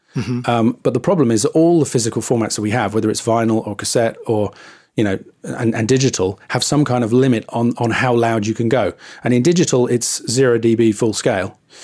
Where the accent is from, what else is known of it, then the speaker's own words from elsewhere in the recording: England, United Kingdom; I'm too English